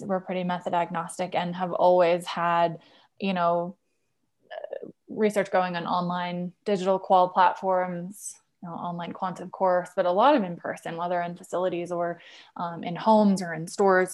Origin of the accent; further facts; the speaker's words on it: Wisconsin, United States; also born or lived in Nashville / San Francisco; now in Denver, United States; I'm actually a Midwesterner. I'm from Wisconsin originally